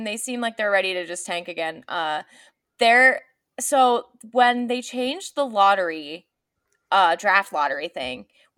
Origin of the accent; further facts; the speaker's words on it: New York, United States; growing up in New York and being a New Yorker